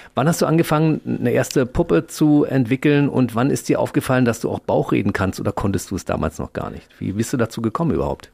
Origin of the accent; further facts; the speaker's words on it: Berlin, Germany; Ich bin ja Ostberliner